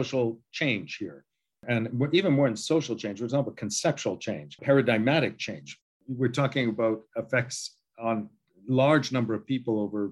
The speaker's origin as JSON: {"language": "English", "country": "Canada", "said": "as a Canadian"}